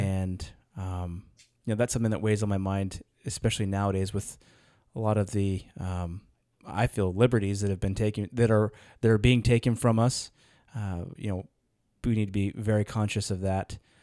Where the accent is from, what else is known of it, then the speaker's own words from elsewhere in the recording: United States; as an American, it's in my blood